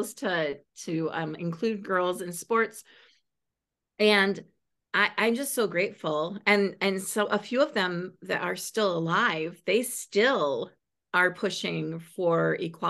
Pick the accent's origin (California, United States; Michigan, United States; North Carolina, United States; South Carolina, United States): Michigan, United States; Michigan because it's my home state